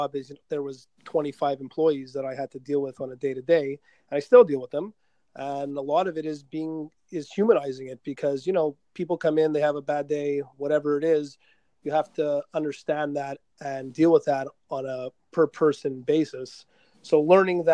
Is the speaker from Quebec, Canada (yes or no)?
yes; Quebec, Canada; first language English; we're from Quebec, so we have predominantly French speaking people. And I was an English guy